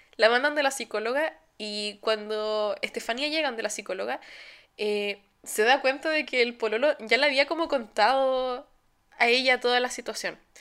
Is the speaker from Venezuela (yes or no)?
no; Chile; now in Germany